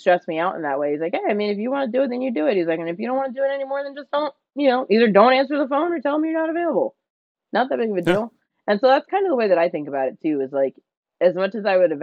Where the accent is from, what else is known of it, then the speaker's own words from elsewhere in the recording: New Jersey, United States; moved away as an adult; now in California, United States; I'm from New Jersey, and so when I moved to California for college